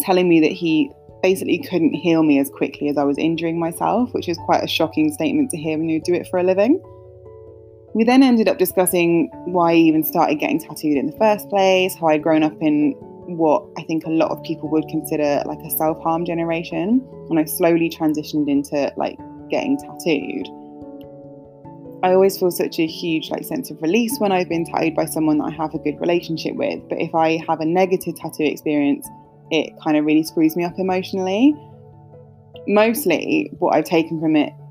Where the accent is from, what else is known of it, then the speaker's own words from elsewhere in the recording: London, United Kingdom; growing up in North London